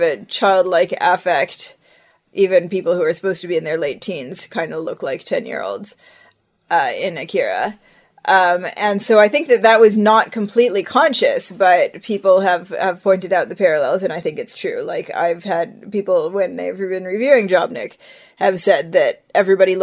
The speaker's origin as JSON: {"language": "English", "region": "Ohio", "country": "United States", "tie": "born or raised there", "also_born_or_lived": "Israel / Seattle", "moved": "yes", "lives_now": "Vancouver, Canada", "said": "our Orthodox community that we grew up in Ohio"}